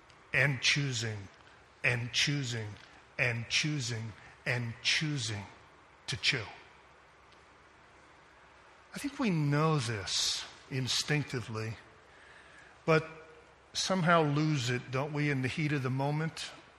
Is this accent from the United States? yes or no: no; Japan; I was going to say I grew up in Japan, but I do see some Chinese folks here, and maybe I better just be quiet on the ping pong.